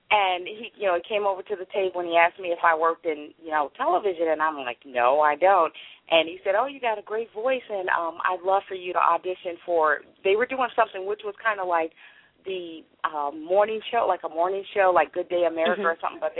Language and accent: English; Chicago, Illinois, United States; moved away as an adult; also born or lived in Charleston, West Virginia; Right, I am from Chicago, um, but I actually ended up starting my career, as I said, in West Virginia. I was married at the time, and we had moved to um, Charleston, West Virginia